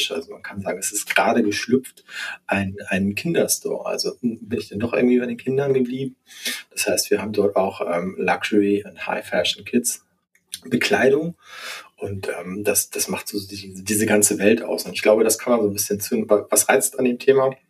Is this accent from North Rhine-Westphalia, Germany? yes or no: no; Hamburg, Germany; Also A, komme ich aus Hamburg und B, mag ich diese Art des Hanseatischen